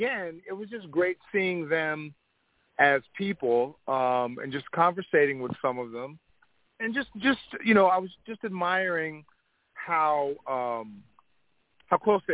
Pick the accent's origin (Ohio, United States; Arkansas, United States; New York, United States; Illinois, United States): New York, United States; Long Island; now in California, United States; I'm actually from Long Island